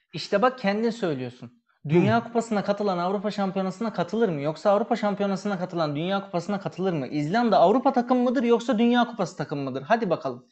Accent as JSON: {"language": "Turkish", "country": "Turkey", "moved": "yes", "said": "Türk'üz yani pasaportumuz"}